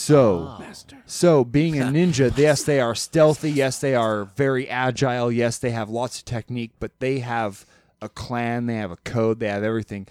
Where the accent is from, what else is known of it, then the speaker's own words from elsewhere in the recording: Alaska, United States; we're all from Alaska